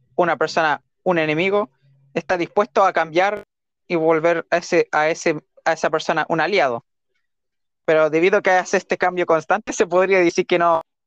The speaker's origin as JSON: {"language": "Spanish", "country": "Chile", "said": "nosotros somos chilenos, no somos mexicanos"}